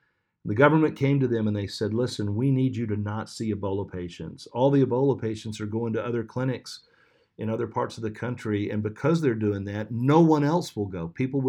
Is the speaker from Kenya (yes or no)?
no; Sierra Leone; there's no place like Jericho Road in the entire district that I grew up in Sierra Leone, and I want to go back.